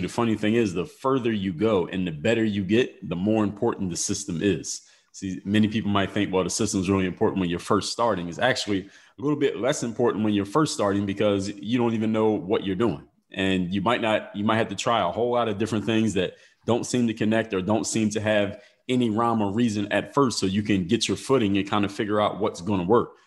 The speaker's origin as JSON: {"language": "English", "town": "Philadelphia", "region": "Pennsylvania", "country": "United States", "said": "I'm from Philadelphia"}